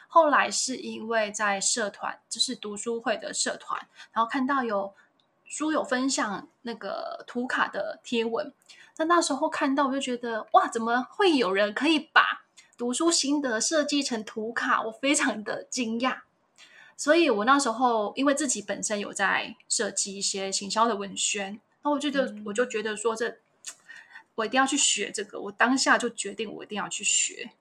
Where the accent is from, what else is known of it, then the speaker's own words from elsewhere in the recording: Yanshui, Tainan, Taiwan; 我是台南人，很爱吃甜的台南人